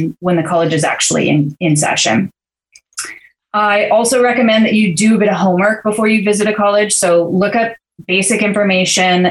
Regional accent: Santa Barbara, California, United States; the Scholarship Foundation of Santa Barbara in my hometown here

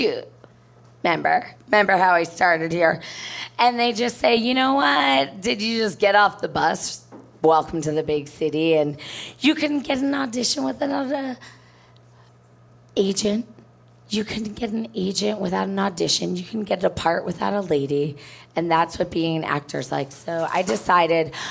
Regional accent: New Jersey, United States; moved away as an adult; also born or lived in New York City; now in Chicago, United States; I'm from New Jersey

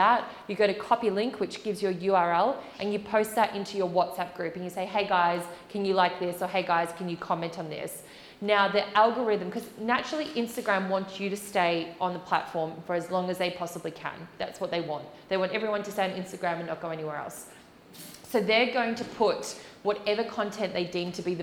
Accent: Australia; moved away; I am Australian, and a lot of my family and friends are in Australia

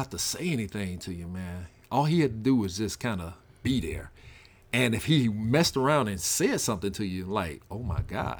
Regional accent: Quitman, Mississippi, United States; moved away; growing up in Equipment, Mississippi, and more direct, the Rocky community of Equipment, Mississippi, the backwoods of Mississippi

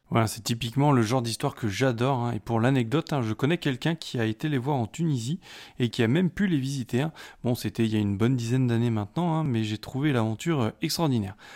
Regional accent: France; chez nous, en France

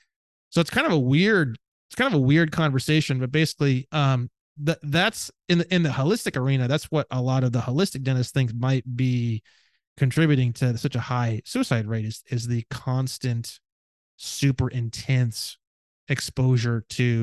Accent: Indiana, United States; because I grew up in Indiana, we even had wood shop

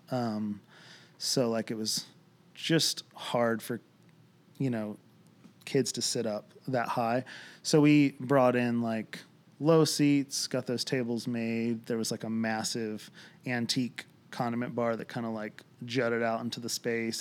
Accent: Lancaster, Pennsylvania, United States; now in Franklin, United States; born and raised in Lancaster, Pennsylvania, uh, Amish country

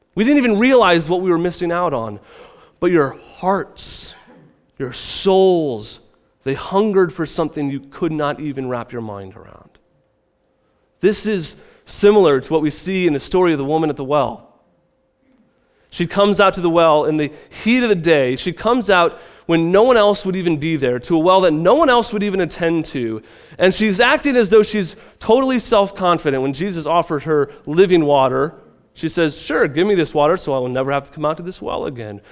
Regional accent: Midwest, United States; moved away; I come from the Midwest

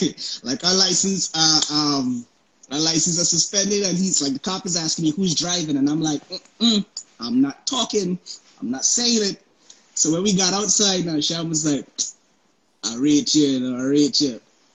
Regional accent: Florida, United States; also born or lived in Antigua; I was born in Antigua, but I lived in Florida.

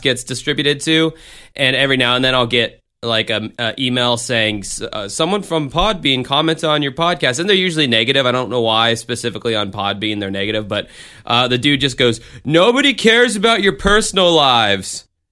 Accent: United States; as an American in this fucking country

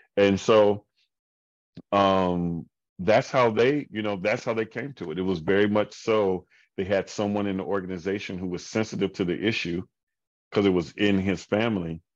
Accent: Indianapolis, Indiana, United States; Indianapolis is my hometown

